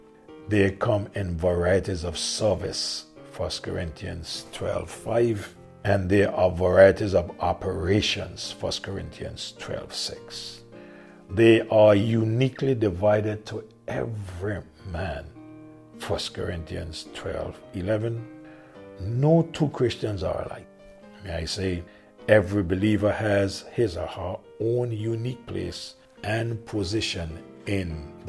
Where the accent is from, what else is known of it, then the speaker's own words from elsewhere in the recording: Angola; moved away; I am from Angola, but God has chosen for me to be here, to serve here on this island.